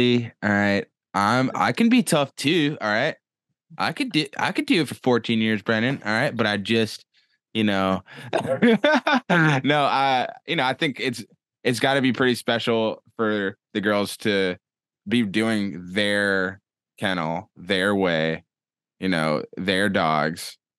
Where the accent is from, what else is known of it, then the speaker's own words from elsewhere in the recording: Atlanta, Georgia, United States; moved away; I'm from Atlanta and I'm super soft and I grew up playing tennis